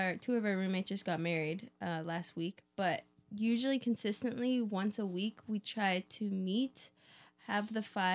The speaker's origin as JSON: {"language": "English", "town": "Vancouver", "region": "British Columbia", "country": "Canada", "moved": "yes", "lives_now": "California, United States", "said": "I'm from Canada, originally Vancouver area. And I grew up playing music with my family"}